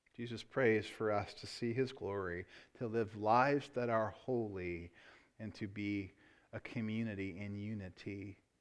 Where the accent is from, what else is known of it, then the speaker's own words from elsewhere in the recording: United States; I love being an American.